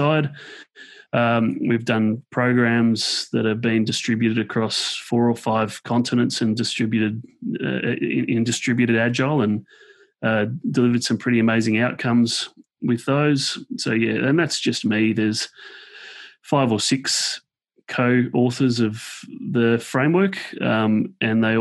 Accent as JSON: {"language": "English", "town": "Woodend", "region": "Victoria", "country": "Australia", "said": "I'm an Australian from a little town called Woodend, which is just out of Melbourne."}